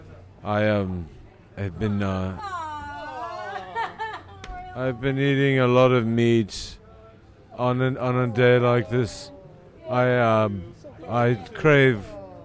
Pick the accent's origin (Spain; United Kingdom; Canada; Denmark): United Kingdom; England; I'm from England.